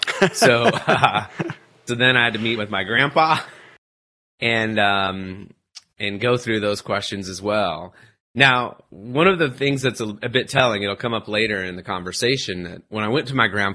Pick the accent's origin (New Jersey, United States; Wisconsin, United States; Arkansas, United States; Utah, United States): Utah, United States; moved away; So I grew up in Utah. That's the life that I knew.